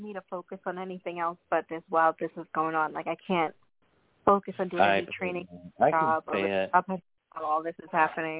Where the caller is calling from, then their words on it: New York, United States; I'm calling from New York.